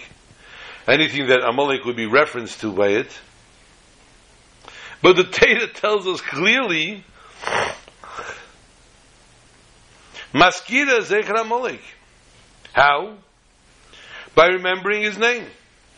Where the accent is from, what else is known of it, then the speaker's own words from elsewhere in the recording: New York City, New York, United States; the block that I grew up on in Borough Park, Brooklyn